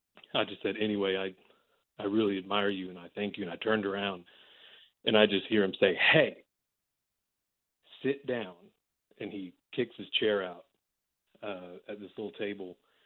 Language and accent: English; Amarillo, Texas, United States; now in Dallas, United States; I'm from Amarillo, born and raised.